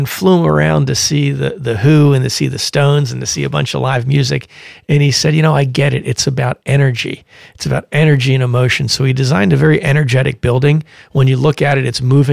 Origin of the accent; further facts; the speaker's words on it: Philadelphia, Pennsylvania, United States; my hometown, Philadelphia, Pennsylvania